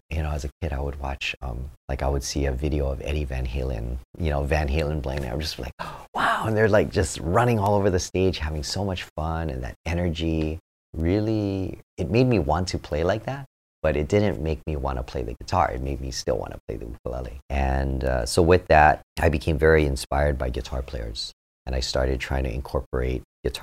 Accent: Honolulu, Hawaii, United States; I was born and raised in Hawaii, in Honolulu.

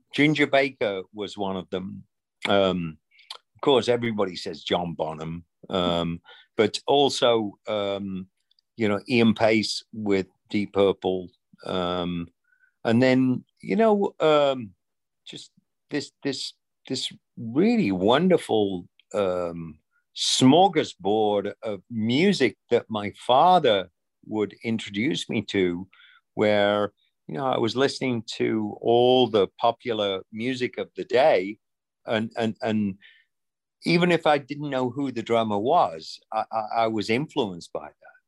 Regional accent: rural England, United Kingdom; moved away as an adult; now in United States; growing up in England in rural England

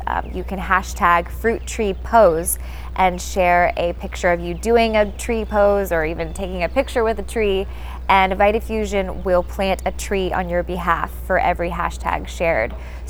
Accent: Florida, United States; Last year, my home state of Florida went through a really bad time with Hurricane Irma

